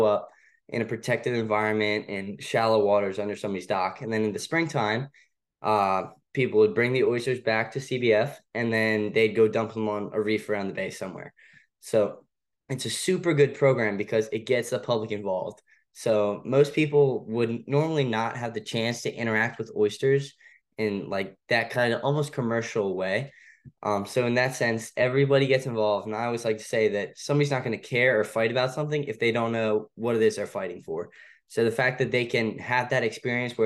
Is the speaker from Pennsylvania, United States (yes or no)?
no; Annapolis, Maryland, United States; I kind of grew up around the water. I'm from Annapolis. So I would say it's kind of hard to grow up around here